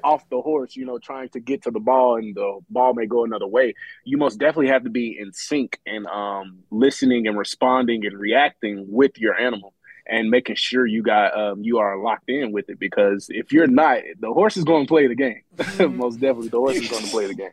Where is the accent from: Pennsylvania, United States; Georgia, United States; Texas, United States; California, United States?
Texas, United States; moved away as an adult; now in Atlanta, United States; I'm from Texas